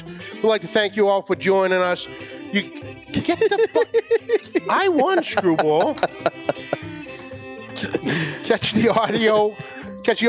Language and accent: English; Woburn and Winchester, Massachusetts, United States; where we grew up in Woburn and Winchester, we grew up on Andrea's